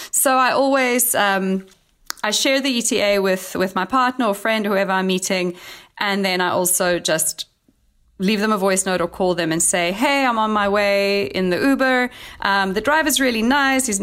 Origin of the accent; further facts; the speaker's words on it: Cape Town, Western Cape, South Africa; I'm actually going to be hosting my first ever trip in my hometown of Cape Town, sharing the lesser known sides of Cape Town